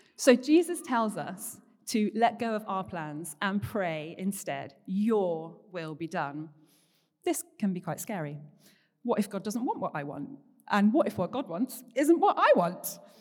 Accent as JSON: {"language": "English", "town": "Paignton", "region": "South West England", "country": "United Kingdom", "tie": "born or raised there", "also_born_or_lived": "Bath", "moved": "as an adult", "said": "I grew up down here in Paynton. There's currently four generations of my family, uh, living here in the Bay, so it's always been home"}